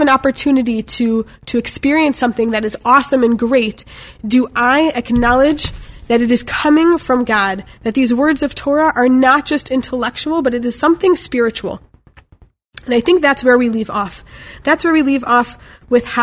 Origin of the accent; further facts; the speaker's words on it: Chicago, Illinois, United States; I'm from Chicago